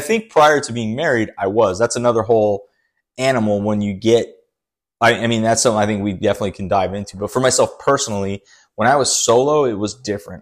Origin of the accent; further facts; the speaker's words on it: Brazil; moved away; I'm always from Brazil